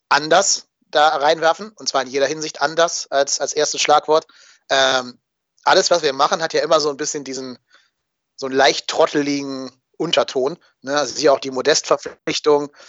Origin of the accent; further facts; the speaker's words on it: North Rhine-Westphalia, Germany; born there; ich komme aus der Gegend genau zwischen Köln und Dortmund gebürtig.